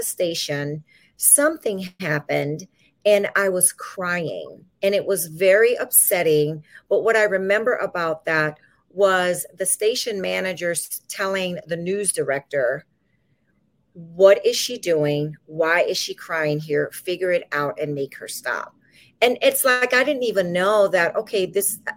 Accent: Louisiana, United States; now in California, United States; I'm originally from Louisiana.

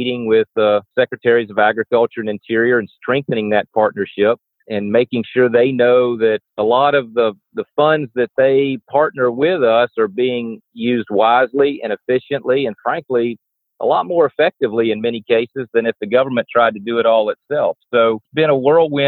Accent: Bartow, Florida, United States; I'm a fifth generation Floridian farmer and a rancher. We raise citrus and cattle here in Central Florida, a little town called Bartow

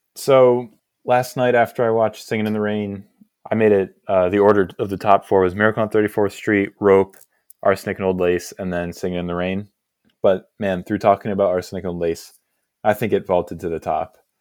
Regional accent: Hudson Valley, New York, United States; moved away as an adult; now in Pennsylvania, United States; I was born in New York, lived in New York until I was twenty

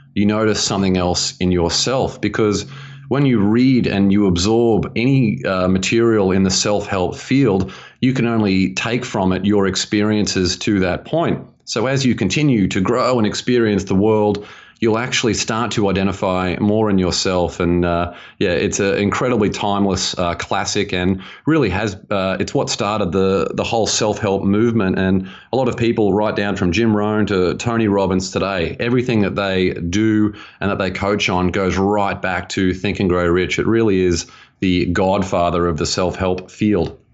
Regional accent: Australia; moved away as an adult; now in United States; I grew up in Australia and spent a decade in financial planning out there and moved to America about five years ago

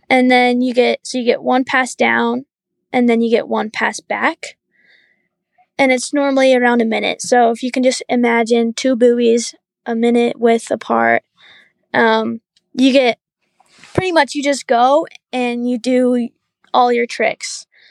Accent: Huntsville, Utah, United States; I grew up, like, I wanna say an hour north Salt Lake, up in this little valley called Huntsville.

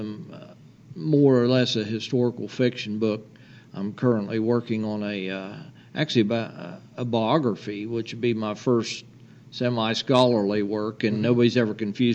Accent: West Virginia, United States; I was born in West Virginia.

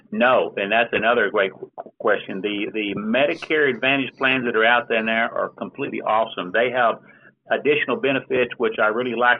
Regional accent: Dallas, Texas, United States; I was born and raised in Dallas, Texas

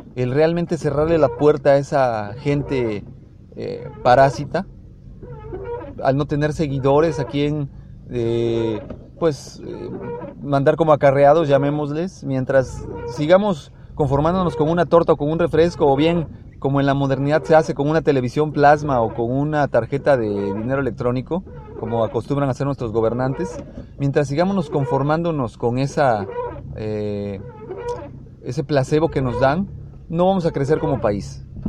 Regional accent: Mexico; nosotros como mexicanos

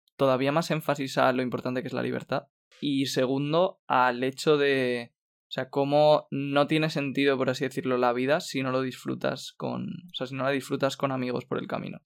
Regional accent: Spain; somos cinco españoles

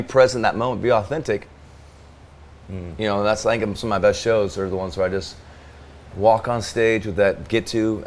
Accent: Arizona, United States; now in the South, United States; growing up in Arizona

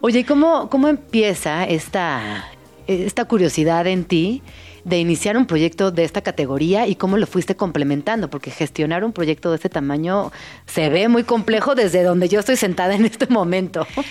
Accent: Mexico; como mexicanos

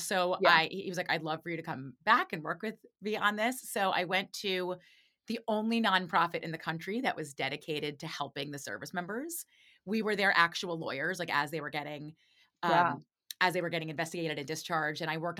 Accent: New York City, New York, United States; I grew up in Manhattan in the city. So there wasn't a lot of, like, diversity of thought, I would say, where I grew up. Like, I grew up in, like, a progressive Upper West Side, went to like a progressive private school.

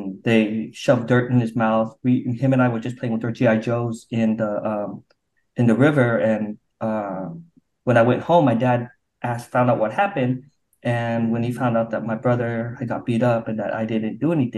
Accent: Provo, Utah, United States; also born or lived in Vietnam; now in Orange County, United States; I grew up in Provo, Utah

